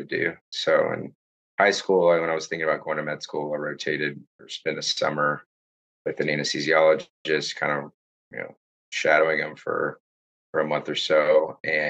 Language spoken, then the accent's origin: English; Houston, Texas, United States; I grew up in the Houston area